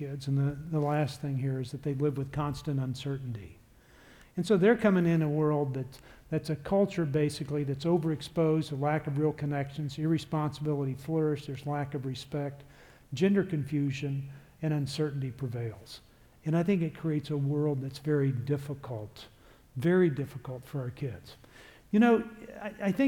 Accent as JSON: {"language": "English", "region": "Texas", "country": "United States", "said": "I am from Texas, and I am in Chicago recording for you."}